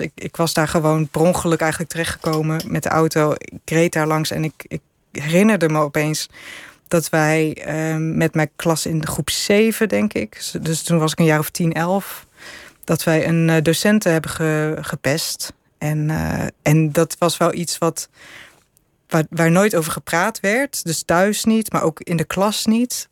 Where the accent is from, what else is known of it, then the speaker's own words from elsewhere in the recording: Netherlands; En ik ik zei ja, uit Nederland.